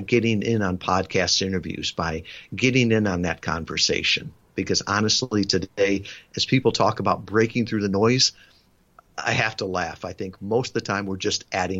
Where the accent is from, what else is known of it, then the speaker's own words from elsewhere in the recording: suburb of Chicago, the Midwest, Illinois, United States; moved away as an adult; I was born in the Midwest, suburb of Chicago. I had never been more than 100 miles from my hometown